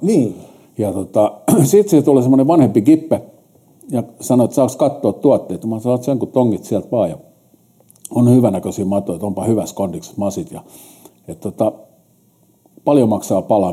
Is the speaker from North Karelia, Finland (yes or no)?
no; Helsinki, Uusimaa, Finland; mä oon stadin kundi, mä oon syntynyt 59 sinne vanhalle kättärille ja sitten mut kärrättiin sieltä Hertsikaan